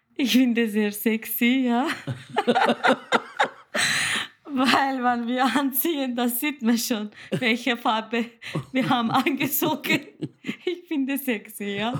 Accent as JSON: {"language": "German", "country": "Turkey", "second_language": "German", "moved": "as an adult", "lives_now": "Austria", "said": "Ich komme aus der Türkei, bin jetzt seit 2005, ich bin 15 Jahre in Österreich"}